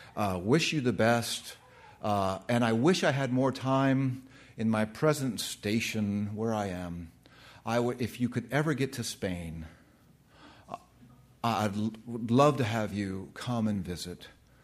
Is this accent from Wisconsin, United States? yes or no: no; California, United States; moved away as an adult; also born or lived in Orlando, Florida; I was a West Coast, born and raised in West Coast, California, the land of fruit and nuts. And I went to the East Coast for the first time in my life.